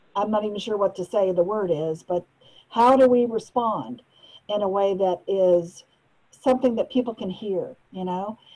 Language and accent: English; United States; also born or lived in Malaysia; as an American